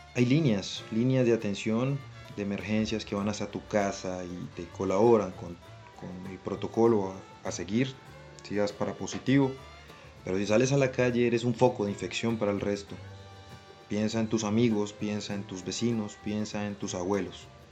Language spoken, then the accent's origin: Spanish; Villavicencio, Meta, Colombia; soy un joven colombiano de la ciudad de Villavicencio